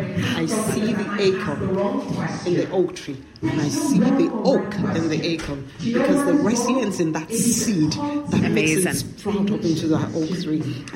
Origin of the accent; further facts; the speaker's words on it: Ireland; born there; I was born in Ireland in the 60s, and I came back, relocated back to Ireland to live with my family.